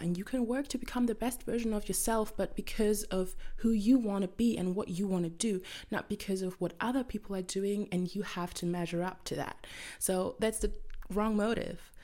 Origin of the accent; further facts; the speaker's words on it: Germany; English is a second language; I'm from Germany